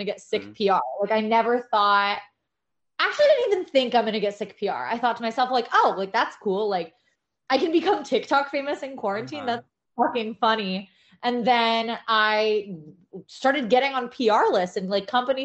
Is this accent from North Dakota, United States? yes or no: no; New York City, New York, United States; moved away as an adult; now in Los Angeles, United States; I'm from New York